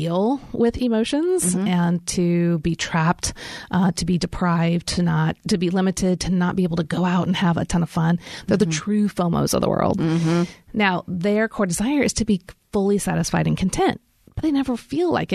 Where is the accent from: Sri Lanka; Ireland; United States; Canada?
United States; Kansas City; now in Nashville, United States; I grew up in Kansas City, so we get lots of snow